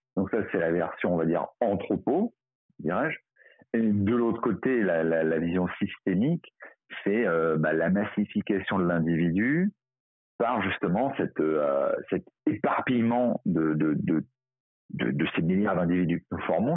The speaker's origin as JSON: {"language": "French", "town": "Paris", "region": "Île-de-France", "country": "France", "said": "je, suis parisien"}